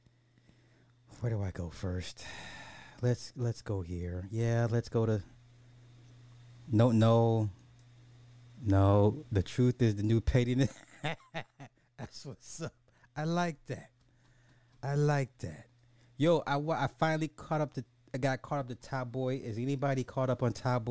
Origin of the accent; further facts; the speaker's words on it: United States; as an American